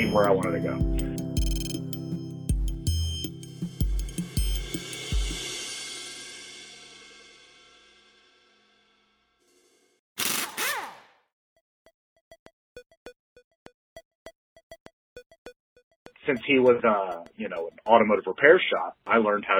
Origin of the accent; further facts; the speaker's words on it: Maryland, United States; I grew up in Maryland